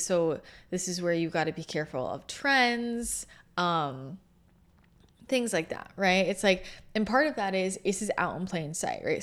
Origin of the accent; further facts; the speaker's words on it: Bay Area, Northern California, United States; moved away; also born or lived in Los Angeles / San Diego; I grew up in the Bay Area, in NorCal